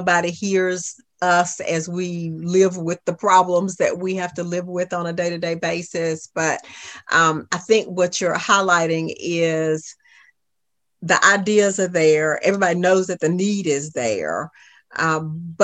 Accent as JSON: {"language": "English", "town": "Augusta", "region": "Georgia", "country": "United States", "tie": "born or raised there", "said": "I was raised in East Augusta"}